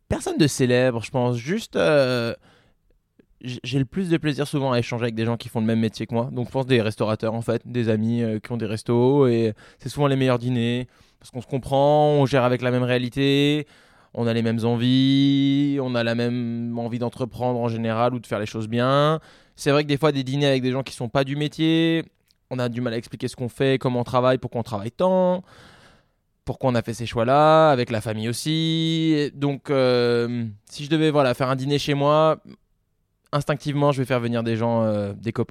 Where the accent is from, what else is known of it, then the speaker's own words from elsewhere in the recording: Avignon, Provence-Alpes-Côte d'Azur, France; born there; also born or lived in Lyon; Moi, j'ai grandi un peu partout euh, à cause du métier de mon père, mais je suis né dans le sud, à Avignon. puis après, j'ai vécu longtemps à Lyon